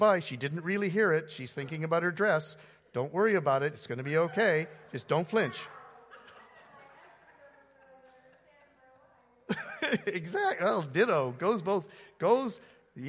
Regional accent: Canada; now in United States; I'm a Canadian living in the U.S.

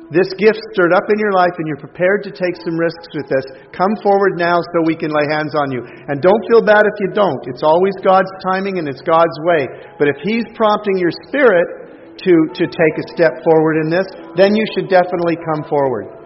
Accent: Canada; I'm a Canadian who's learned well from you people.

